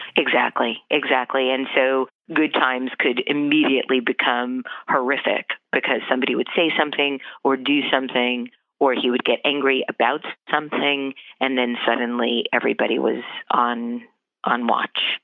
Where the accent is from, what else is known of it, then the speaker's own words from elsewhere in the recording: New York City, New York, United States; also born or lived in Howard Beach, Queens; I'm a native New Yorker. I was born in Brooklyn in 1961